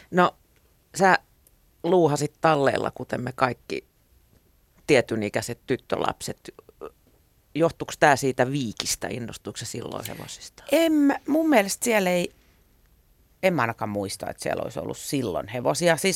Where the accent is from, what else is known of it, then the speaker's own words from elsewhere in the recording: Helsinki, Uusimaa, Finland; Mä aina sanon, että mä tuun Suomesta, koska se on vähän hähmäinen käsite, että mistä mä tuun. Mä oon syntynyt Helsingissä. Mun vanhemmat asu silloin Malmilla.